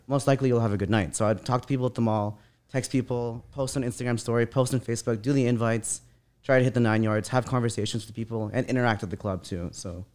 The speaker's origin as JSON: {"language": "English", "town": "Vancouver", "region": "British Columbia", "country": "Canada", "tie": "born or raised there", "said": "I grew up in Vancouver"}